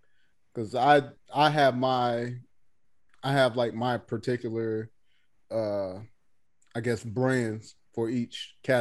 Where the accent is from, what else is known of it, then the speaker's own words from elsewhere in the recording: the South, United States; Oh, I'm sorry that I'm from the South and I like things like cabbage greens.